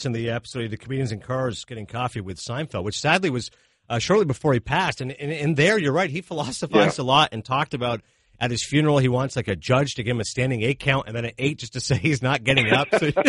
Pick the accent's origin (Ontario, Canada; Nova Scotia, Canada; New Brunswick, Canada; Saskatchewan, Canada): Ontario, Canada; Toronto; I grew up in Canada, so I grew up in Toronto.